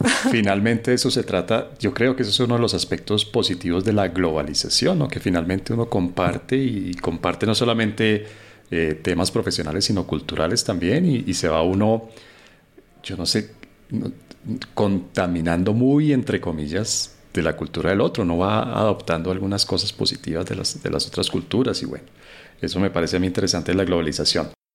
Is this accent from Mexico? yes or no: no; Colombia; yo soy colombiano